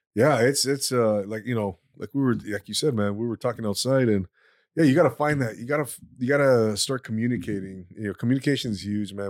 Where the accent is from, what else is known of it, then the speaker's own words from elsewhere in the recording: Inland Empire, California, United States; I grew up